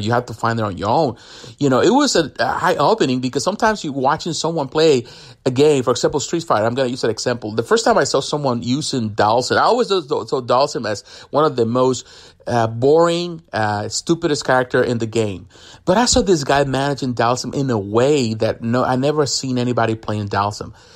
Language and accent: English; Mexico; now in United States; I grew up in Mexico.